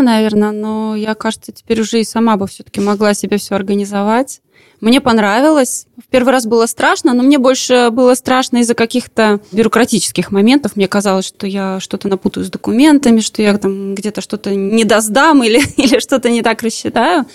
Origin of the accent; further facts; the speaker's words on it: Latvia; откуда мы приехали, мы говорим, из Латвии